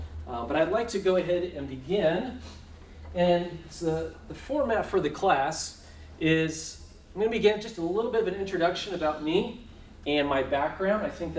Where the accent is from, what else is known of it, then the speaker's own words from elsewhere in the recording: Melbourne, Florida, United States; I grew up in Florida at the Melbourne Church of Christ.